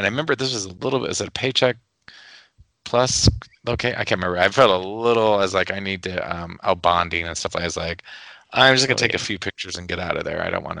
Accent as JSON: {"language": "English", "region": "Nebraska", "country": "United States", "said": "I'm from Nebraska. I don't know these things."}